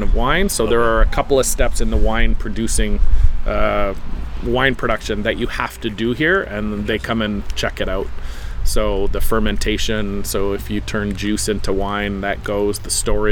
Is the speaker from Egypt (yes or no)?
no; Canada; we're Canadian